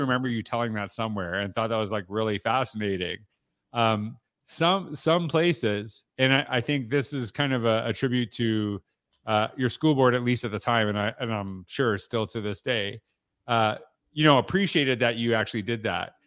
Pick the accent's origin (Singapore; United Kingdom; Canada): Canada; Saskatchewan; I grew up in Saskatchewan